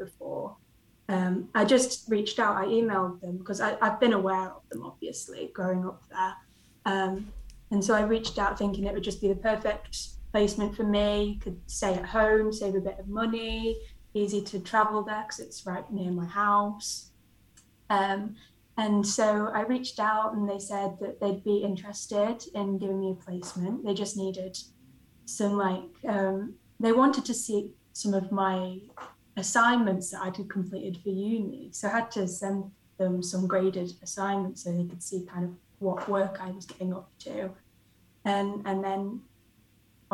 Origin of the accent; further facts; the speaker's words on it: Isle of Man; moved away as an adult; now in Nottingham, United Kingdom; I grew up on the Isle of Man